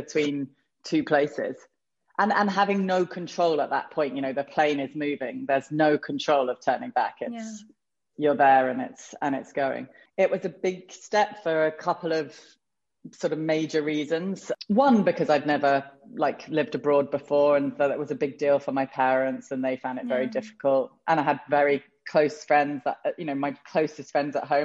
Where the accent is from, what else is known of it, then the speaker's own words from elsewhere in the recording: England, United Kingdom; moved away as an adult; also born or lived in London; now in United States; I was born in England and raised there and, you know, had been there until we moved here, which was in December 2016